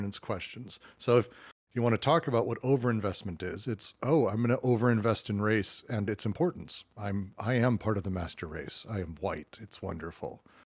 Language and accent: English; United States; as an American